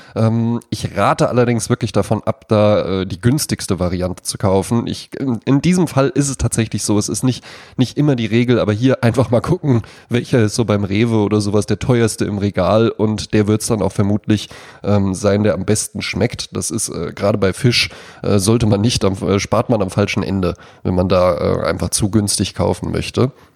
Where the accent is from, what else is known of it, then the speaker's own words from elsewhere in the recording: Wetzlar, Hesse, Germany; in meiner Heimatstadt Wetzlar